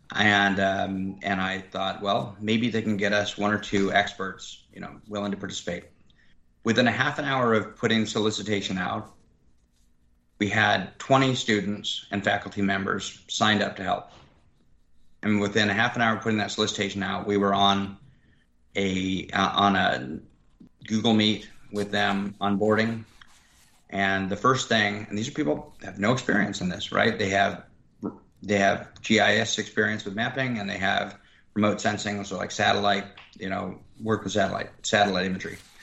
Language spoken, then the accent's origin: English; Reno, Nevada, United States; now in Austin, United States; The area I live, I, I grew up in around Reno, Nevada, by Lake Tahoe